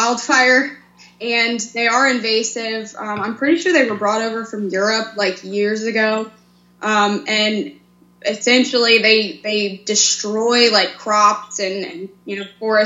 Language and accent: English; Pennsylvania, United States; now in Missouri, United States; Currently I live in Missouri, but I'm from Pennsylvania.